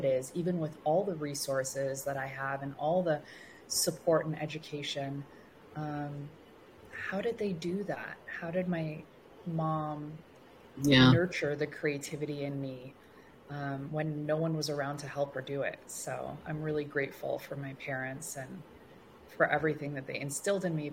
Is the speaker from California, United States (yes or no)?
yes; Los Angeles, California, United States; also born or lived in Tehran, Iran; we finally landed in Los Angeles. And this is where I grew up and where I still currently reside